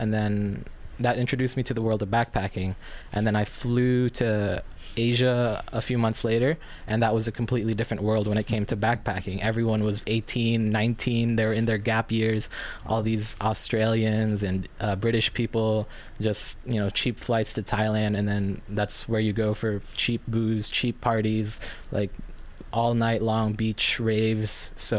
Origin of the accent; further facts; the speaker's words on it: New York, United States; also born or lived in Philippines; So I was born in the Philippines in 1994, and 3 short years later, my family and I immigrated to New York, and that's kind of, I vaguely remember the Philippines, but I grew up with such a Filipino upbringing